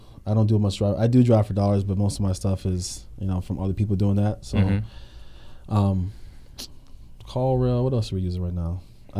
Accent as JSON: {"language": "English", "town": "Pittsburgh", "region": "Pennsylvania", "country": "United States", "also_born_or_lived": "Harrisburg / Michigan", "lives_now": "Florida, United States", "said": "I'm from Pennsylvania. I'm from Pittsburgh and Harrisburg. I lived in Pittsburgh and Harrisburg."}